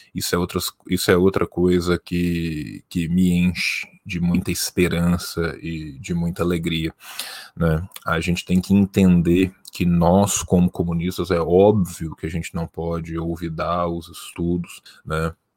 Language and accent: Portuguese; Belo Horizonte, Minas Gerais, Brazil; Eu sou mineiro, eu sou de Belo Horizonte